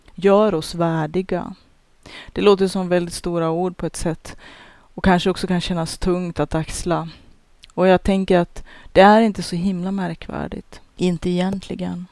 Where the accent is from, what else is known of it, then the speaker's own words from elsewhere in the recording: Norrland, Sweden; jag som norrlänning och den bakgrund som jag har, den uppfostran jag har